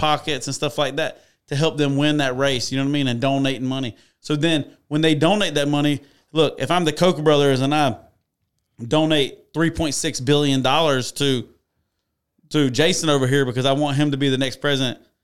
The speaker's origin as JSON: {"language": "English", "country": "United States", "said": "I'm still American"}